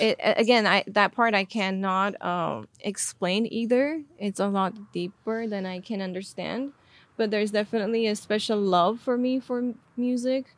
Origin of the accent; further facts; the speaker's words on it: Armenia; English is a second language; moved away; so I was born and raised in Armenia.